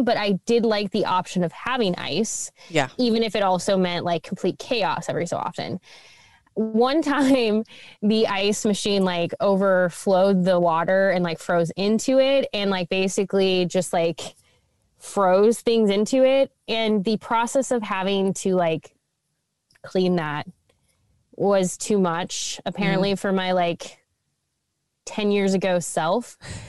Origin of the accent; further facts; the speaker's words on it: Midwest, United States; we are from the Midwest and that is what Midwesterners do, is we talk about the weather.